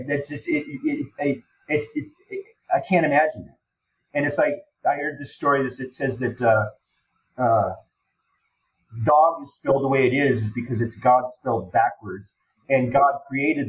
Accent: Denver, Colorado, United States; growing up in Denver

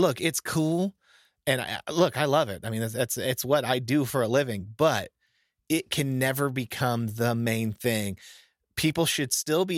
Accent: Florida, United States; I'm from Florida

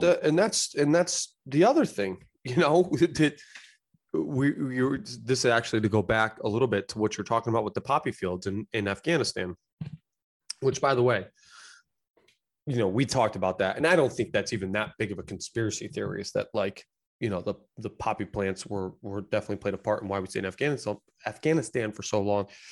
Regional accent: United States; I love being American.

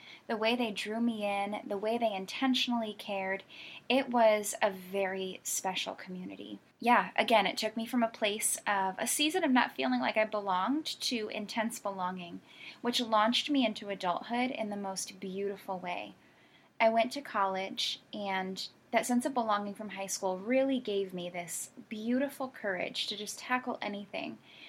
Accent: Connecticut, United States; So, like I said … I was born and raised in Connecticut. My family moved a lot.

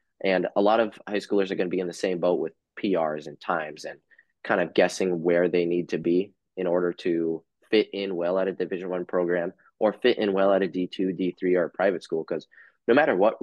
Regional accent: Upper Michigan, United States; moved away; I grew up in Upper Michigan

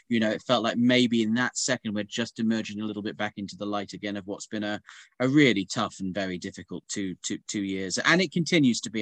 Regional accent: Norfolk, East of England, United Kingdom; moved away; I come originally from Norfolk

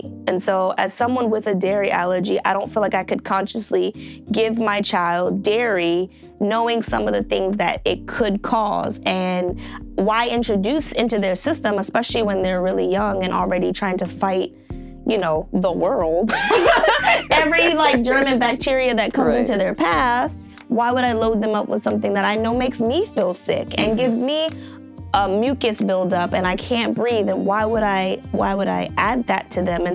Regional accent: Maryland, United States; I love crabs because I am from Maryland and I grew up eating them

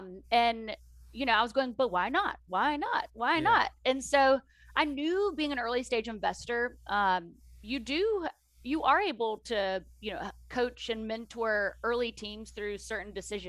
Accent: the South, United States; accent: Southern; I always say that it happened because of my Southern accent and people felt sorry for me, so they showed up.

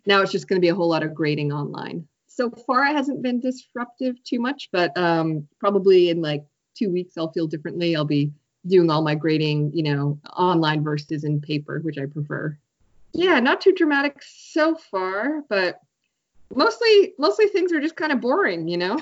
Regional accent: Biddeford, Maine, United States; now in Montreal, Canada; I'm currently in Maine, Biddeford, Maine, my hometown

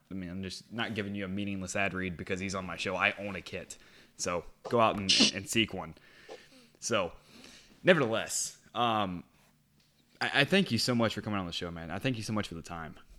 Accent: United States; an American who has been watching the Premier League since 2015

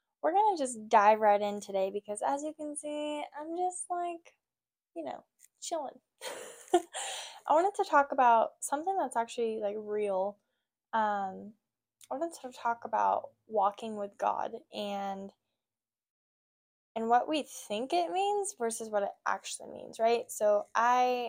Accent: Oregon, United States; also born or lived in California; I'm from California originally. I moved up to Oregon when I was like 8, 9-ish.

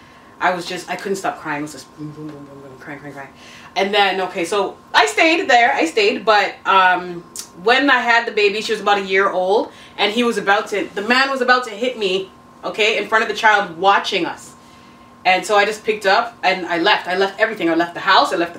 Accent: Toronto, Ontario, Canada; I'm from Toronto, born and raised

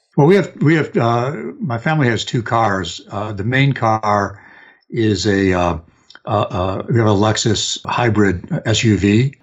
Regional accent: outside of Chicago, Illinois, United States; moved away; also born or lived in Detroit; I grew up outside of Chicago

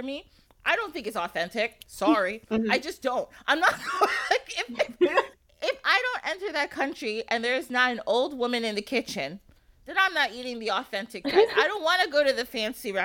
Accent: Ghana; my fiance is Nigerian, I'm Ghanaian

